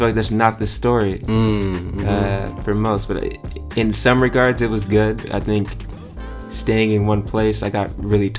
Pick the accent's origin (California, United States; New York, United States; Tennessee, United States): California, United States; Pomona; I'm from Pomona originally. So I grew up in the Inland Empire, a little bit east of LA, a bit outside of the city.